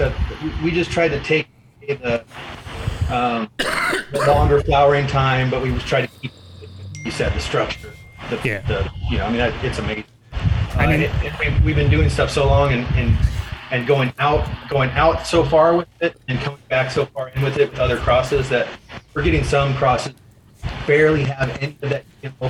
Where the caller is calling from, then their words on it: Huntington Beach, California, United States; I'm coming in from Huntington Beach, Southern California.